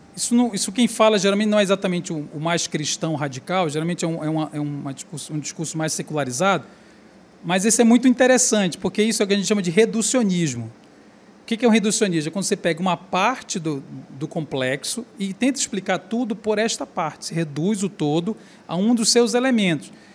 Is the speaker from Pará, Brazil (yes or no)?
yes; Belém, Pará, Brazil; eu sou do Pará, eu sou de Belém do Pará